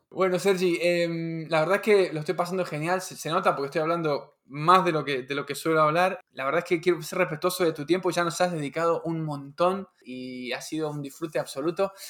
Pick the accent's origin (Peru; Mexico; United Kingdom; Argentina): Argentina; Patagonia; moved away; yo soy de la, de la Patagonia y bueno, me crié, me crié ahí, ¿no? Viví ahí muchos años